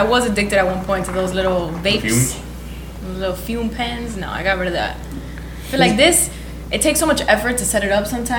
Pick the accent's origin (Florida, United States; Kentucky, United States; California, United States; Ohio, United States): Florida, United States; People from Florida, man. I think we're one of a kind.